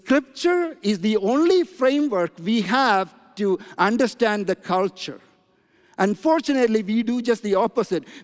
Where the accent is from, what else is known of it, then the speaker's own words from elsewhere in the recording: India; moved away; I'm from India